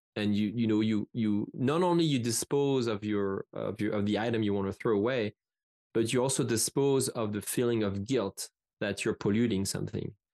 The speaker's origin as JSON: {"language": "English", "country": "France", "second_language": "English", "moved": "as an adult", "said": "I come from France"}